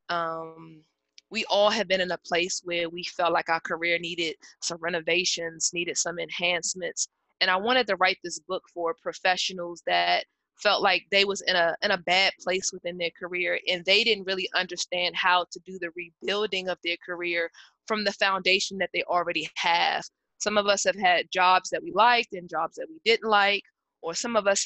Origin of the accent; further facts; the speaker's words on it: Washington, District of Columbia, United States; I'm from the Washington, D.C. area